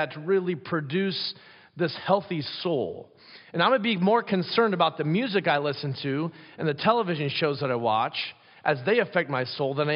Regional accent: Pella, Iowa, United States; moved away; growing up in Pella, Iowa

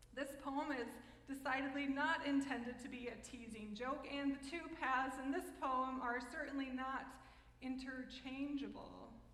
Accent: United States; I'm American

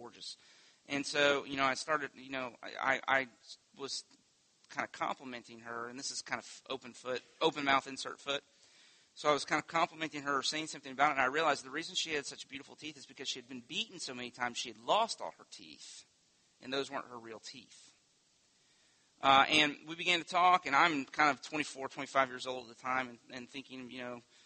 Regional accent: Winter Haven, Florida, United States; When I was a kid, I grew up on Lake Eloise, on the south side of Lake Eloise

